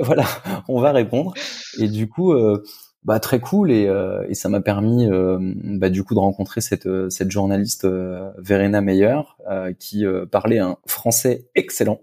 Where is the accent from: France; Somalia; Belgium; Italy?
France; now in Germany; en tant que bon français